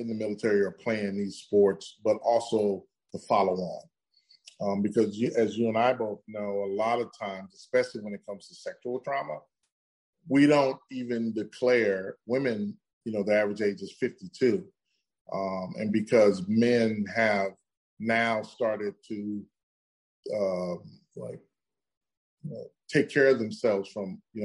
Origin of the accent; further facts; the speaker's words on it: Midwest, United States; I grew up in the Midwest in America